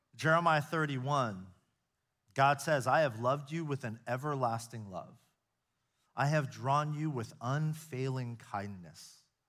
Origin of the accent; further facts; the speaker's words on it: United States; I grew up here in the States, so I've spent my entire life here